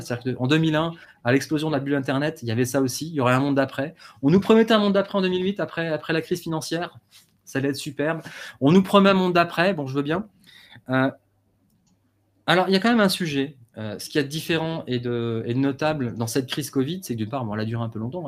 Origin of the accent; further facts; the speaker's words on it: Paris, Île-de-France, France; je suis parisien